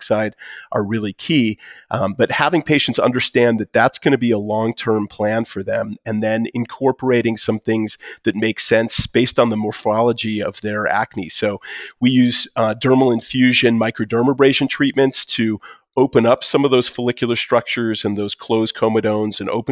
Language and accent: English; Detroit, Michigan, United States; now in Colorado, United States; I'm from Detroit